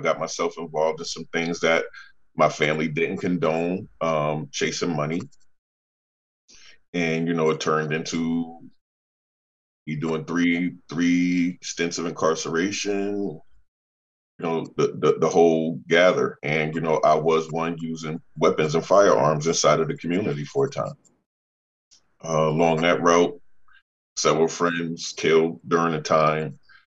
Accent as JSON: {"language": "English", "town": "New Haven", "region": "Connecticut", "country": "United States", "tie": "born or raised there", "said": "born and raised in New Haven."}